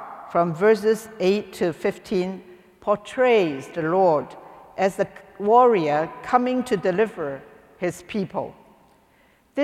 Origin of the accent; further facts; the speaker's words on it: Hong Kong; moved away; I came from Hong Kong